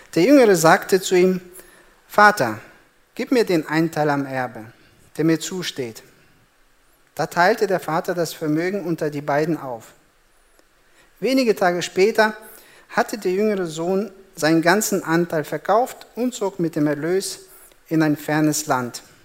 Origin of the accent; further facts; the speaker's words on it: Germany; bei uns in Deutschland